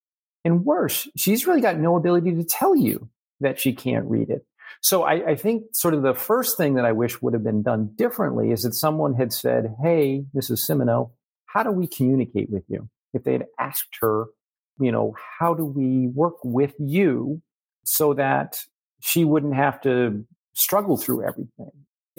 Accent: New Hampshire, United States; So 20 years ago now, my parents are snowbirds. Now we're from New Hampshire.

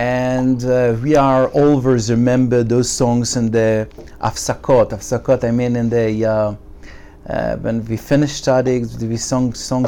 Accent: Jerusalem, Jerusalem District, Israel; first language Yiddish; English is a second language; I grew up in Mea Shearim, and I use to mention the fact that I didn't speak a word of Hebrew until the age of 20.

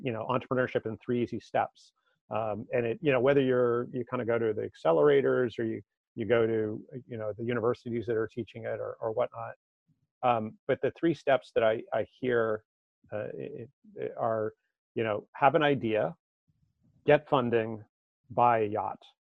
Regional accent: Marblehead, Massachusetts, United States; no in massachusetts uh, just northeast okay. of boston in a little, little town called marblehead

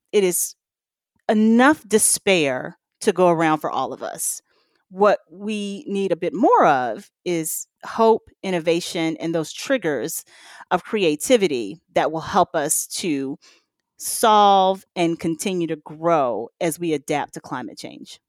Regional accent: the South, United States; I'm from the South

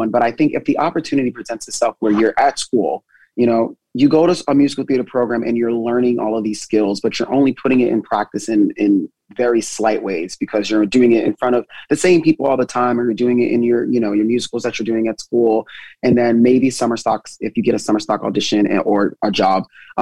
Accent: New Jersey, United States; moved away as an adult; now in New York, United States; I'm originally from Jersey, and then I moved to New York.

